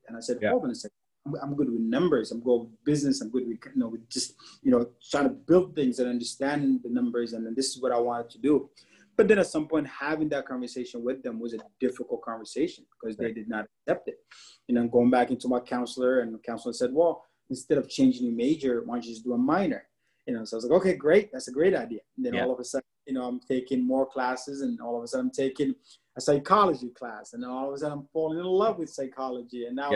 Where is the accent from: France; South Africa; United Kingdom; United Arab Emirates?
United Arab Emirates; Dubai; also born or lived in Sudan (parents); now in United States; We grew up in the Middle East, Dubai to be exact, for like 15 years.